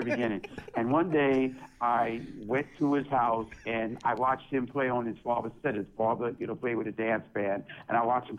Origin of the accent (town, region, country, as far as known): New York City, New York, United States; born or raised there